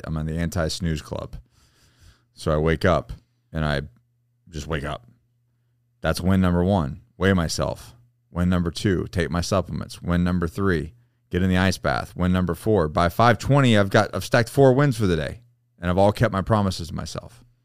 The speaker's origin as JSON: {"language": "English", "region": "Florida", "country": "United States", "tie": "born or raised there", "said": "I grew up in Florida."}